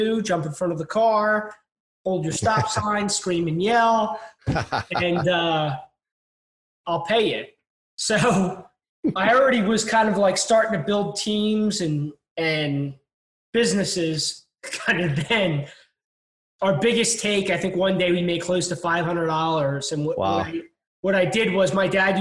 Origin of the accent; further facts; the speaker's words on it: Delaware County, outside Philadelphia, Pennsylvania, United States; now in St. Petersburg, United States; I was born and raised just outside of Philadelphia, in an area called Delaware County